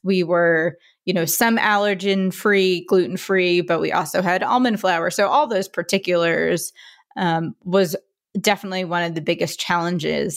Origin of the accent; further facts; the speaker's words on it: Philadelphia, Pennsylvania, United States; moved away as an adult; also born or lived in New York City; I'm from Philadelphia